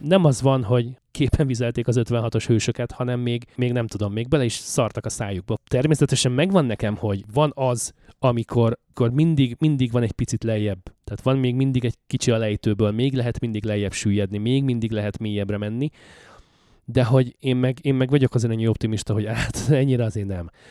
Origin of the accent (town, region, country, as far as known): Hungary; now in Canada